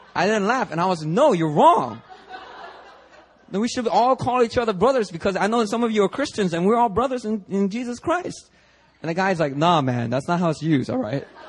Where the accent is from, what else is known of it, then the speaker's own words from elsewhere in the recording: Philadelphia, Pennsylvania, United States; English is a second language; now in Seoul, South Korea; When I was growing up in Philly, I kid you not, true story. About fourth grade, all right, I was still learning English